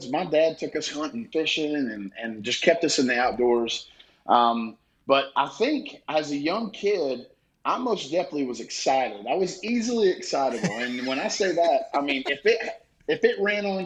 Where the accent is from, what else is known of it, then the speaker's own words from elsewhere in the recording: the South, United States; like I said, growing up in the South, um, learn to love everybody, learn to love family and community